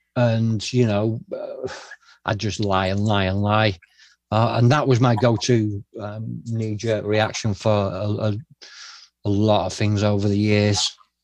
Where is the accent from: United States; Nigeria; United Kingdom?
United Kingdom; Glasgow, Scotland; born there; Yeah, so I was told that my mum, that I was born in Glasgow, and that my mum was young.